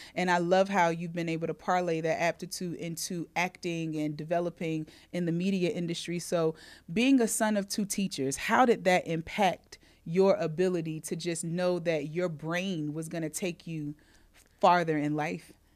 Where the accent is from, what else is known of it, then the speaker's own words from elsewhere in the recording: North Carolina, United States; the state of North Carolina, uh, my home state where our business is located